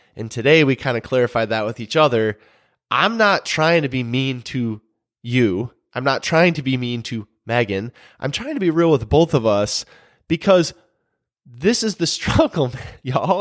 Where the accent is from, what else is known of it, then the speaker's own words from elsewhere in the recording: Michigan, United States; moved away as an adult; now in North Carolina, United States; we're originally from Michigan